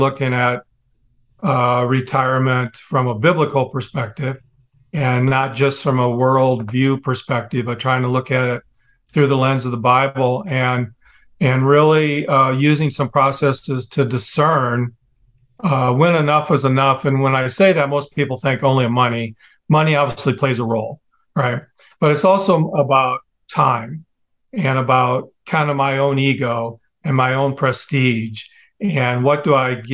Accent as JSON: {"language": "English", "region": "Midwest", "country": "United States", "tie": "born or raised there", "said": "I grew up in the Midwest"}